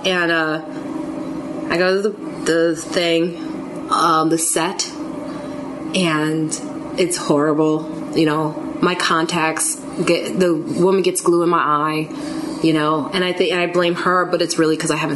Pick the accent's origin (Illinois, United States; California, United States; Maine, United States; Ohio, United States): Illinois, United States; Chicago; I'm from Chicago, different areas of Chicago. He's from the south side, I'm from like the suburbs